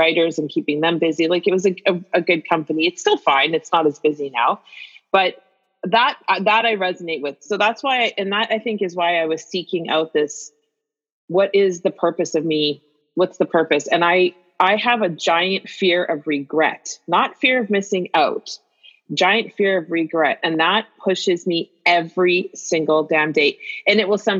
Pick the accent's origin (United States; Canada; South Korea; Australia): Canada; Winnipeg, Manitoba; I grew up in Winnipeg